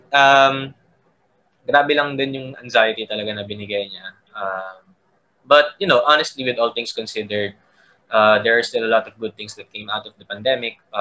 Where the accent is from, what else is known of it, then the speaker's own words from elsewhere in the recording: Calabarzon, Philippines; taga Cavite ako